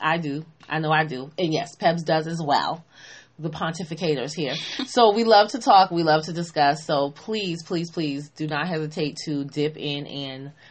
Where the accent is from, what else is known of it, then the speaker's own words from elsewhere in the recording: Boston, Massachusetts, United States; I am from Boston